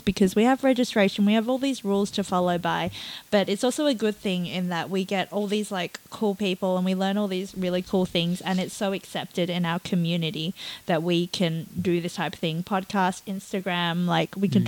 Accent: Hong Kong; My background's I'm from Hong Kong

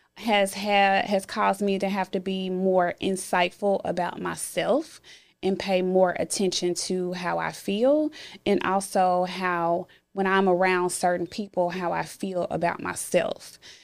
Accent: Memphis, Tennessee, United States; I am from Memphis and I grew up in the inner city part of Memphis.

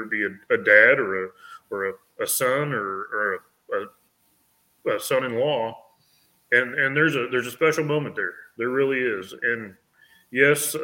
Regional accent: Salina, Kansas, United States; now in Goodland, United States; I grew up in Salina

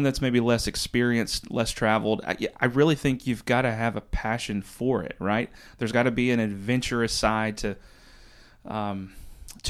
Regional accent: Western North Carolina, United States; also born or lived in New York City, United States; now in North Myrtle Beach, United States; I'm from Western North Carolina

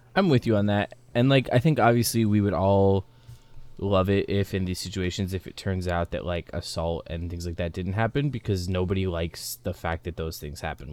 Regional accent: United States; as an American

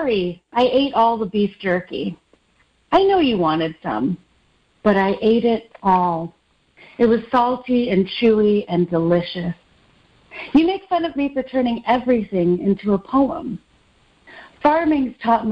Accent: Nashville, Tennessee, United States; also born or lived in Detroit, Michigan, United States; I'm Filipino-American. I was born in the suburbs of Detroit and grew up in the suburbs of Nashville mostly, and also in the city of Nashville

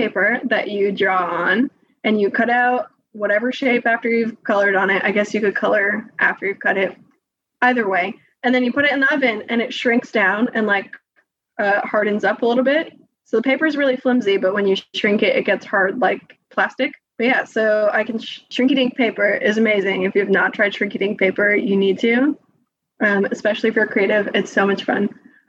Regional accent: Maine, United States; when she found out I was from Maine

